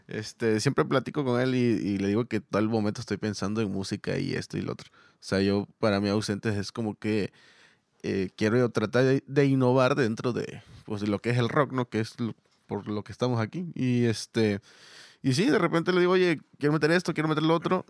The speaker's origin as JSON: {"language": "Spanish", "region": "Veracruz", "country": "Mexico", "moved": "yes", "lives_now": "Monterrey, Mexico", "said": "yo no soy ah, de Monterrey, o sea, yo vengo de Veracruz"}